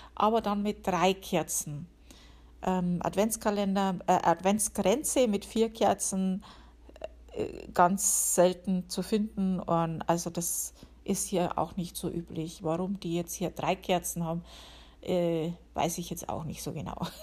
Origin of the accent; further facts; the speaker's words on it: Upper Palatinate, Bavaria, Germany; now in United States; bei uns in der Oberpfalz